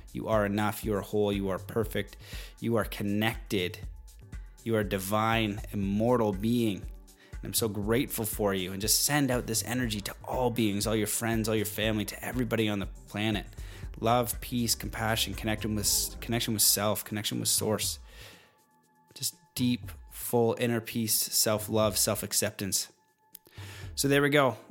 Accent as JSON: {"language": "English", "country": "Canada", "said": "being Canadian"}